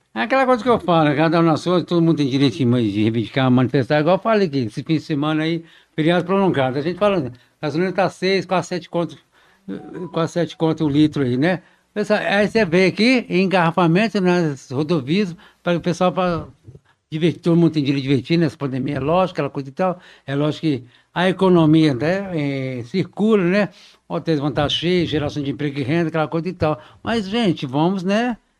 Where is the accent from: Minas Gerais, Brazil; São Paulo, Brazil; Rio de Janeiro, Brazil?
Minas Gerais, Brazil; João Monlevade; minha terra aí, você falou, João Molevade, que eu nasci lá